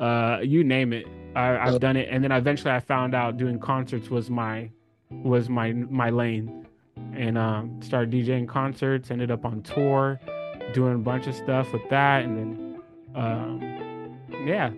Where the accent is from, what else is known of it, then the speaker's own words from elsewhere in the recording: California, United States; I'm born and raised in California